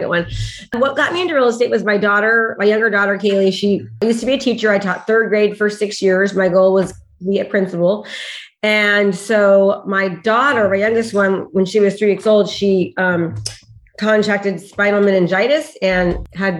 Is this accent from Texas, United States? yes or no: no; Discovery Bay, California, United States; I'm from Discovery Bay, California. It's in between Sacramento and San Francisco.